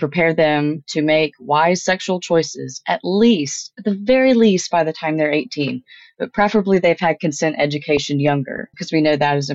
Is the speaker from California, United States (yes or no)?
no; Tennessee, United States; My home state of Tennessee